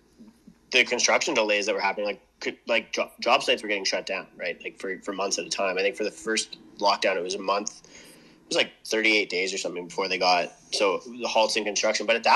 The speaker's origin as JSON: {"language": "English", "country": "Canada", "tie": "born or raised there", "said": "I'm from a small town where it's a lot of unskilled labor or skilled labor, but trades"}